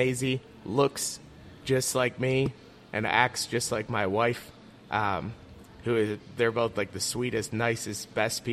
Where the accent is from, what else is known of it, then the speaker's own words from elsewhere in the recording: Leroy, Ohio, United States; growing up in Leroy, and I went to high school at NDCL